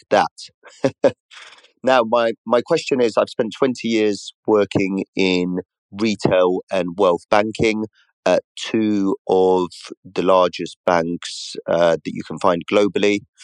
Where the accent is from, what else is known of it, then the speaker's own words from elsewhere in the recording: Poland; now in United Kingdom; I was born in Poland, uh, officially work in Paris, France, and I live in the U K